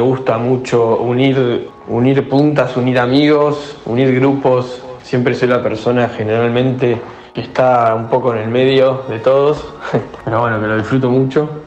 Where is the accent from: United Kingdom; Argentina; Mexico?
Argentina; Buenos Aires; also born or lived in Pilar; nací en Buenos Aires